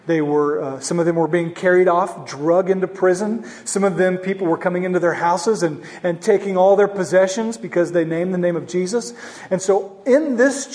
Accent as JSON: {"language": "English", "town": "Norman", "region": "Oklahoma", "country": "United States", "tie": "born or raised there", "moved": "yes", "said": "I'm from Oklahoma"}